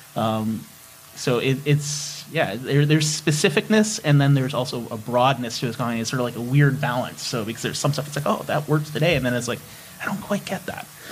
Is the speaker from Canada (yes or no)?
yes; Canada; as a Canadian